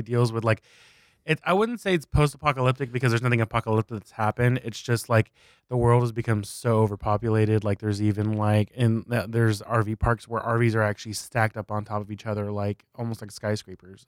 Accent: South Texas, United States; moved away as an adult; we moved our entire family from South Texas to, uh, East Texas

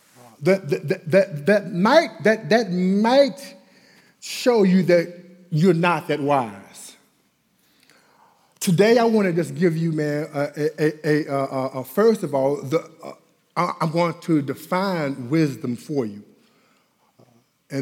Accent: Dallas, Texas, United States; I'm from Oak Cliff

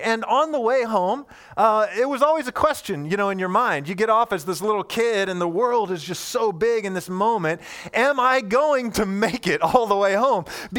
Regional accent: Indiana, United States; And I grew up in Indiana, central Indiana, and I lived on this long street that felt like to me as a little kid, like it was 1,000 miles long.

